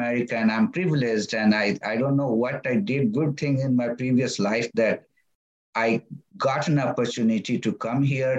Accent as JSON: {"language": "English", "region": "Bihar", "country": "India", "first_language": "Magahi", "second_language": "English", "said": "So my mother tongue is Magahi, because I speak, come from that region. But my father tongue is Hindi"}